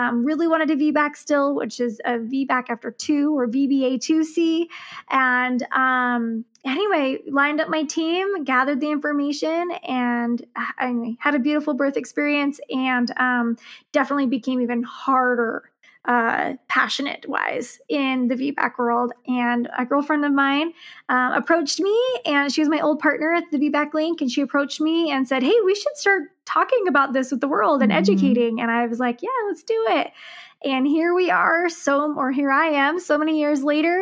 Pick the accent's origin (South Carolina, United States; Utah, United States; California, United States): Utah, United States; I am actually from Utah